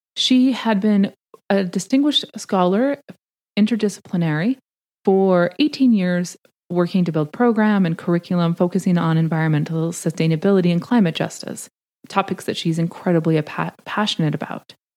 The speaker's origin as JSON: {"language": "English", "country": "Canada", "tie": "born or raised there", "moved": "as an adult", "lives_now": "United States", "said": "I'm Canadian uh, by birth. I was raised in Canada. I came to the States to do my PhD"}